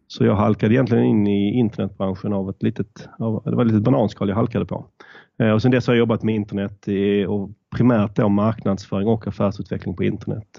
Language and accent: Swedish; Malmö, Skåne, Sweden; accent: southern; moved away as an adult; also born or lived in Stockholm; som ni kanske hör så kommer jag söderifrån. Jag är född och uppvuxen i Malmö men flyttade till Stockholm för att plugga